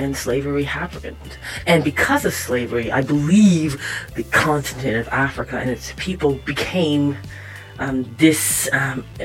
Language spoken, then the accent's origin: English; Toronto, Ontario, Canada; I was born in Scarborough, Ontario